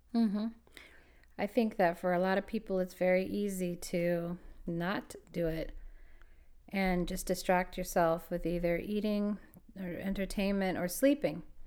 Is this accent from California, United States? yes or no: yes; Los Angeles, California, United States; I was born and raised in LA, Los Angeles